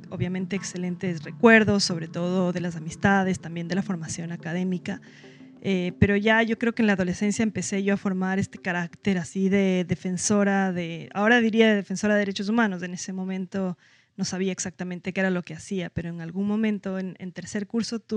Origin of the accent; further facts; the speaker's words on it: Quito, Pichincha, Ecuador; Eh, ya nací yo en Quito y viví toda mi vida ahí, pero todavía soy muy cercana de mi familia de Puerto Viejo.